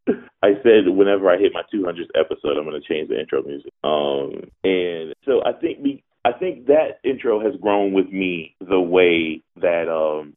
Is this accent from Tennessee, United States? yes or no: no; Philadelphia, Pennsylvania, United States; I was born and raised in Philadelphia